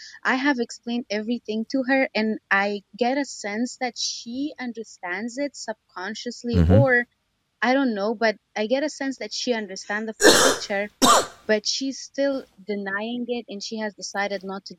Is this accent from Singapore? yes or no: no; Afghanistan; I'm from Afghanistan.